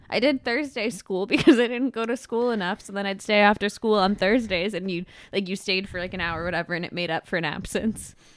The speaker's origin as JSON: {"language": "English", "region": "California", "country": "United States", "tie": "born or raised there"}